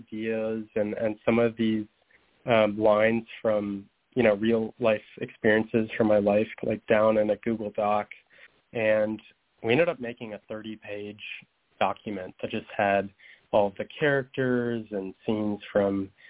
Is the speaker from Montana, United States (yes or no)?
yes; Montana, United States; also born or lived in Minnesota; as I was growing up in Montana